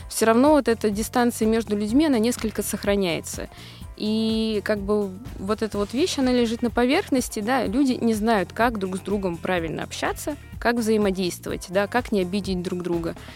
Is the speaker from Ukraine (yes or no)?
no; Moscow, Russia; Я из Москвы.